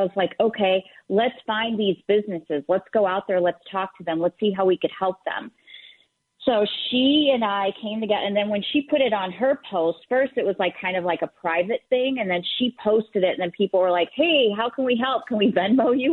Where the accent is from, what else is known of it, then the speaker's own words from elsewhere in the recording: the South, United States; growing up in the South and being Middle Eastern